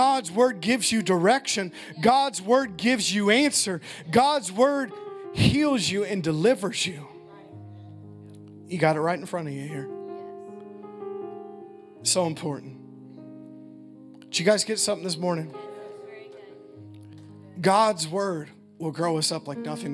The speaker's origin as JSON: {"language": "English", "country": "United States", "said": "as American Christians"}